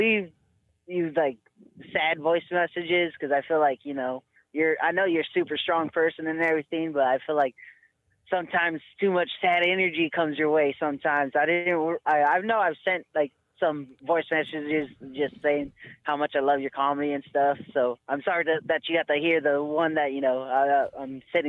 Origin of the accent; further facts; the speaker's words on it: Eugene, Oregon, United States; But so I grew up here in Eugene, Oregon with my two aunts.